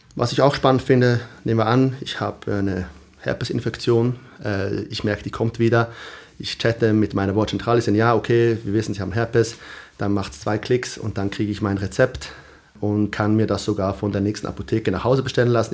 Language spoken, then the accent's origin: German; Switzerland; moved away as an adult; now in Stockholm, Sweden; als Schweizer